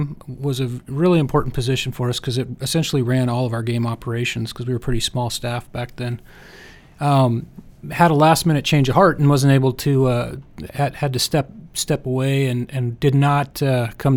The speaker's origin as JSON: {"language": "English", "town": "Spokane", "region": "Washington", "country": "United States", "tie": "born or raised there", "also_born_or_lived": "Los Angeles", "said": "I'm actually from Spokane"}